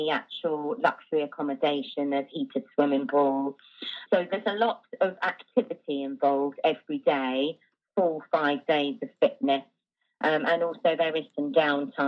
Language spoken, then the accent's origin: English; England, United Kingdom; moved away as an adult; now in Jávea, Spain; I am from England and I moved to Spain 3 years ago